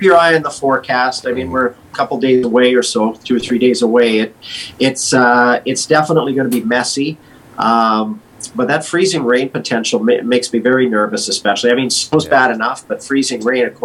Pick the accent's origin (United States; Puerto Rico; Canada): Canada; Kamloops, British Columbia; growing up in Kamloops